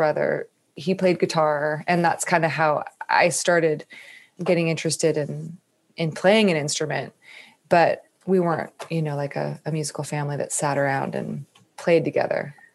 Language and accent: English; Northern California, United States; moved away as an adult; now in Nashville, United States; I grew up in Northern California and lived there until I ended up moving to Nashville almost 4 years ago